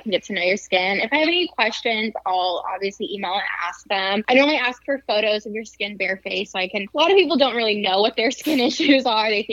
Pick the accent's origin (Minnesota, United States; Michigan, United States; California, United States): California, United States; San Diego; moved away as an adult; now in Lafayette, United States; I'm from San Diego, and that's where I own the two spas.